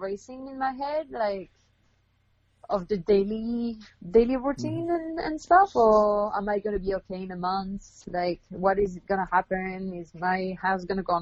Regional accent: Canada; moved away as an adult; also born or lived in South of France / Australia / Quebec; now in Western Canada; I'm Canadian originally

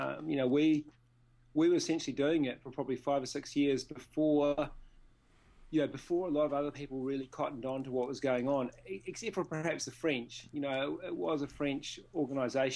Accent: Nelson, New Zealand; my hometown of Nelson

